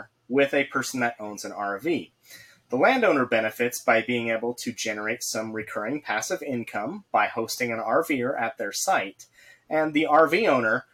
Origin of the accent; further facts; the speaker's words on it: Idaho, United States; I'm an Idaho boy. I grew up in Idaho forever and haven't ever actually lived anywhere else.